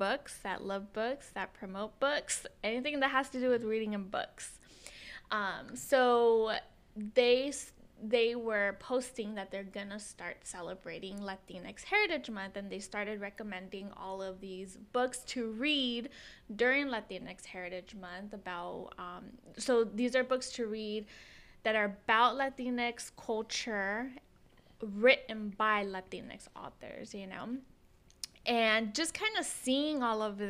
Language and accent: English; United States; first language Spanish; English is a second language; I'm Mexican American